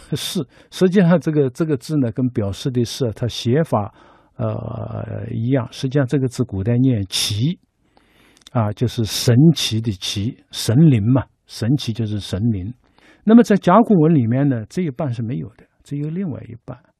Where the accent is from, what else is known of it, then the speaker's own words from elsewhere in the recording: China; 我们中国人就是靠着每天在按照礼的要求去做